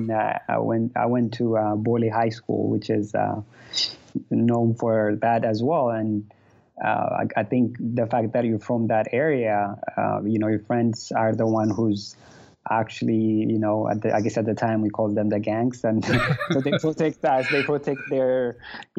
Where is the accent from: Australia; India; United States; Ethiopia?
Ethiopia; Addis Ababa; I was raised in Addis, specifically around Bambi's area